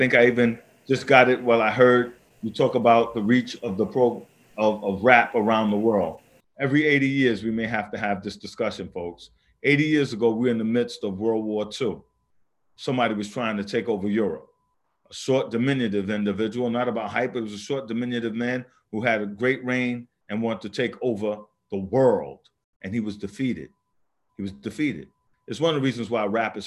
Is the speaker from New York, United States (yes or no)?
yes; New York City, New York, United States; I grew up in the South Bronx